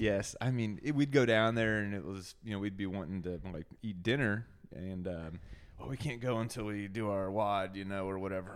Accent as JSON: {"language": "English", "town": "Rolla", "region": "Missouri", "country": "United States", "moved": "yes", "said": "I am from Missouri originally"}